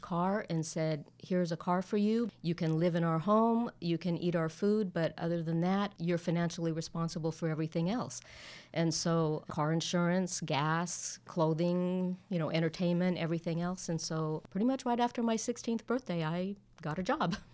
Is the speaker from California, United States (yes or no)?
yes; Southern California, United States; moved away as an adult; now in Dallas-Fort Worth, United States; I was born and raised in Southern California